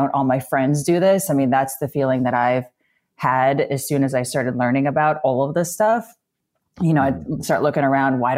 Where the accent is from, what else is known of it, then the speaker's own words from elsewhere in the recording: Midwest, United States; now in East Coast, United States; I grew up in the Midwest.